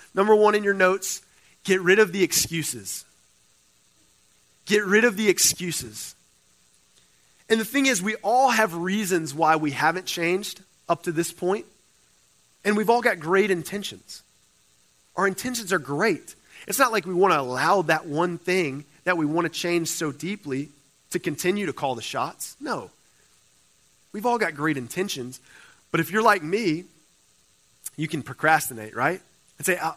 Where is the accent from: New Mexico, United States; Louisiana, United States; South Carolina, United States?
Louisiana, United States; Cajun, the South; moved away as an adult; now in California, United States; I'm a Cajun boy. All right, I'm from the South.